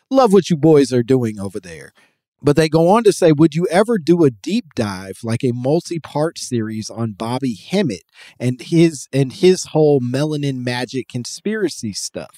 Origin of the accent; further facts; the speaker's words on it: United States; your American man